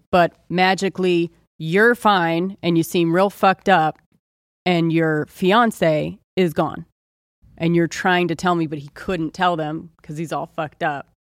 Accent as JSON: {"language": "English", "region": "Ohio", "country": "United States", "tie": "born or raised there", "moved": "yes", "said": "I grew up in Ohio"}